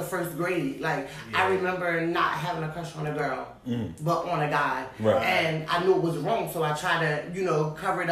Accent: New Jersey, United States; moved away; I moved away from Jersey

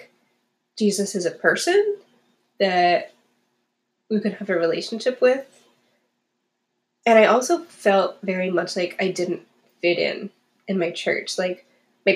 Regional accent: New England, United States; We like grew up going to church. We went every Sunday, and it was a priority for my family, which was cool, and I think taught me a lot. But we were very like New England-y

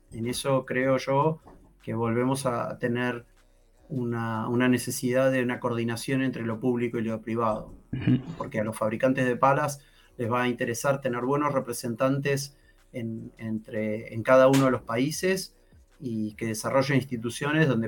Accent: Argentina; No te olvides que soy argentino.

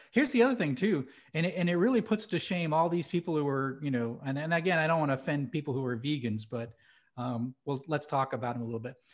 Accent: New Hampshire, United States; moved away; I grew up in New Hampshire.

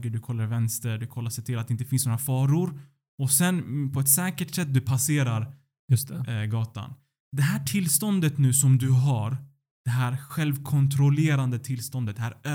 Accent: Sweden; Att jag är född och uppvuxen eh, i Sverige.

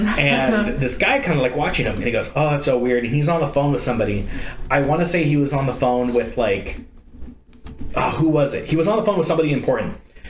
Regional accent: Ireland; I know it's a Scottish thing and I'm Irish

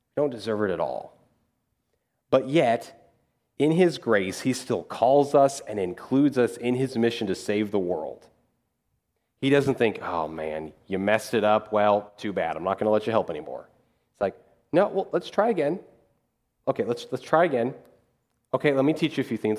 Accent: Dodge City, Kansas, United States; moved away as an adult; also born or lived in Missouri / Louisville; I'm from Dodge City, Kansas

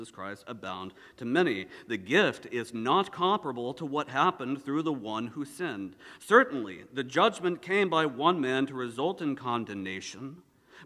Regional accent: the South, United States; I'm from the South

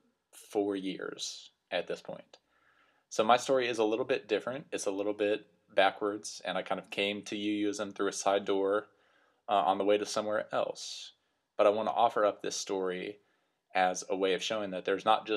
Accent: Lubbock, Texas, United States; moved away; As you can probably tell from my accent, I grew up in the great state of Texas, in the West Texas area that we call the Panhandle. So I went to high school in a town called Lubbock

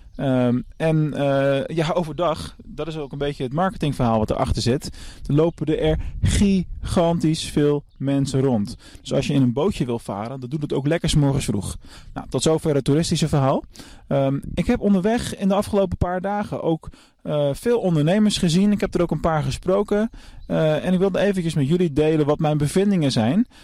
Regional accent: Netherlands; voor mij als Nederlander

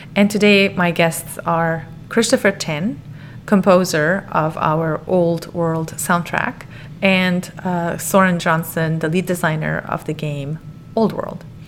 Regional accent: Lebanon; moved away as an adult; now in United States; I'm from Lebanon. I grew up with music

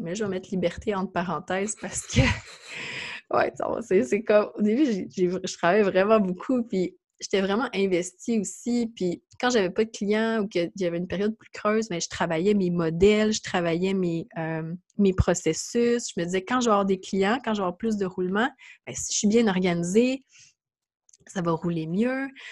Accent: Mont-Saint-Hilaire, Quebec, Canada; je, suis de, je viens de Mont-Saint-Hilaire, ça la rive

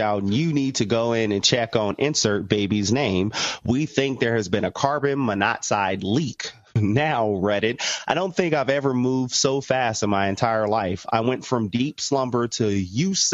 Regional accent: United States; I'm American

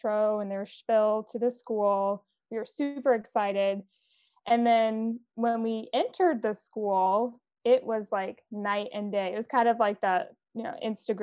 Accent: Tennessee, United States; now in Boston, United States; Currently based in Boston, Massachusetts, but I was born and raised in Tennessee, a somewhat rural area, foothills of Appalachia

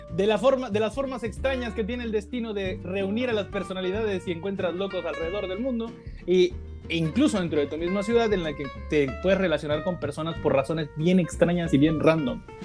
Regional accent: Mexico; yo soy de México

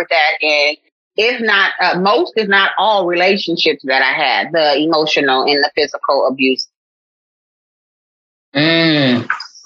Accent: Oakland, California, United States; moved away as an adult; now in Houston, United States; I'm originally from the Bay Area. I'm from Oakland, California. I have relocated to Houston

